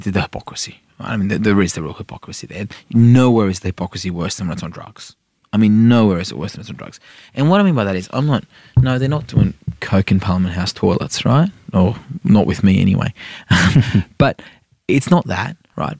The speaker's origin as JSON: {"language": "English", "town": "Sydney", "region": "New South Wales", "country": "Australia", "tie": "born or raised there", "also_born_or_lived": "Iran", "said": "I'm an inner city wog from Sydney"}